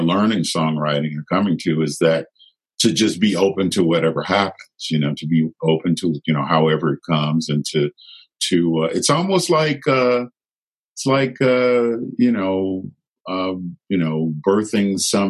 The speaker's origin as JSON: {"language": "English", "town": "Chicago", "region": "Illinois", "country": "United States", "tie": "born or raised there", "moved": "yes", "said": "I grew up in Chicago at a time where, you know, there was a lot of conflict"}